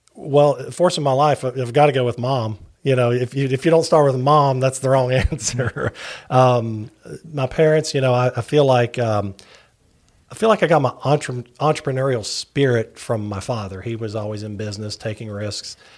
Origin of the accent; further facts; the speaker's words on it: Barboursville, West Virginia, United States; accent: Appalachian; moved away as an adult; also born or lived in Huntington, West Virginia; now in Virginia, United States; I'm originally from Barbersville, West Virginia